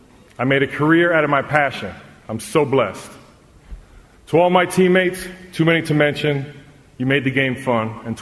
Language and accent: English; New York City, New York, United States; moved away as an adult; Growing up in New York City gave me some tremendous advantages as a basketball player.